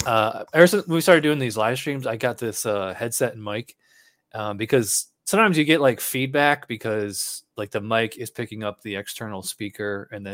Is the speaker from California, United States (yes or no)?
no; Schenectady, New York, United States; I'm actually from upstate New York. I'm from Schenectady, which is right next to Albany.